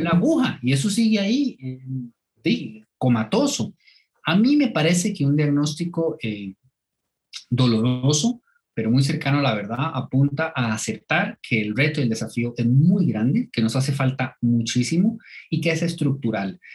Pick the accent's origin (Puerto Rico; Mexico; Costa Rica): Costa Rica; Turrialba, Cartago; yo soy de, de Turrialba